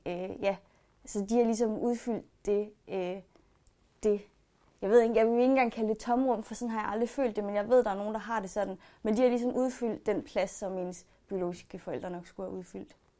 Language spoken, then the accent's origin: Danish; Denmark; born or raised there; also born or lived in China